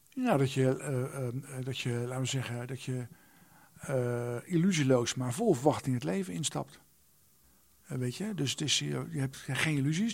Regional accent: The Hague, South Holland, Netherlands; een jongetje in Den Haag

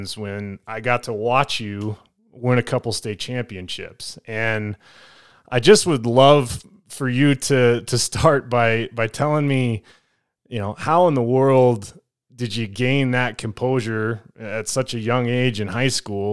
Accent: Parker, Colorado, United States; I grew up in Parker

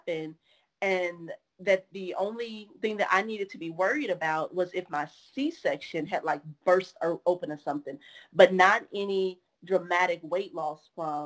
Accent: Orange, Texas, United States; moved away; Hurricane Harvey was hitting my hometown, or was on its way to hit my hometown. So my mama had to leave my family back in Orange

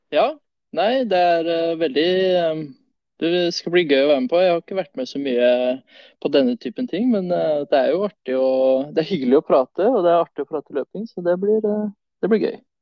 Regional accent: Notodden, Telemark, Norway; also born or lived in Sweden; Jeg sier svensk-norsk fordi jeg er født i Sverige, så, men jeg har bodd eh, de fleste åra av mine liv her på Notodden.

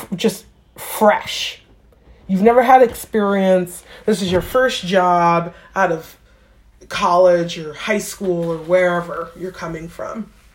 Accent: New York, United States; moved away; I grew up in New York

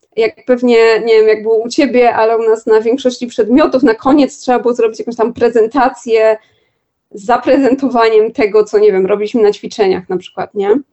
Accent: Warsaw, Masovian Voivodeship, Poland; mimo że jestem z Warszawy i mieszkam w Warszawie

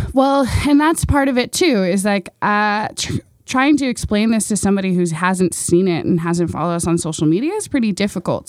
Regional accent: Baltimore, Maryland, United States

